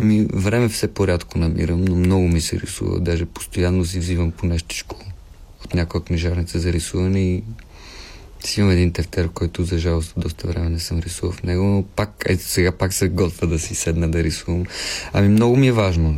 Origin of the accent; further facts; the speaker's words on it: Pernik, Pernik Province, Bulgaria; като дете аз съм от Перник и като дете си спомням някои постановки